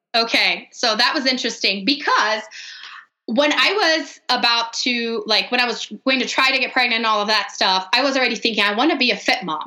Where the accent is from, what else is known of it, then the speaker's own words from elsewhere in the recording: Brazil; English is a second language; moved away as an adult; now in Denver, United States; So I am actually from Brazil. I grew up there, lived there my whole life until I married an American and moved to Denver.